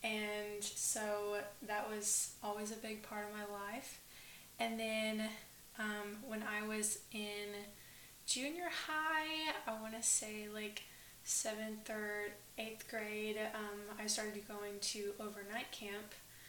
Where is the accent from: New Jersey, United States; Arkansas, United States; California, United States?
Arkansas, United States; Northwest; I am originally from the Northwest Arkansas area, and I always grew up in the church. My dad's a minister.